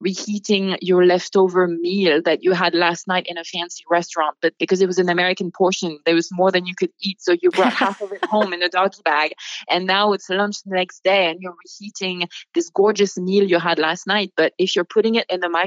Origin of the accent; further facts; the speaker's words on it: Bordeaux wine country, Nouvelle-Aquitaine, France; moved away as an adult; now in United States; I grew up in the Bordeaux wine country.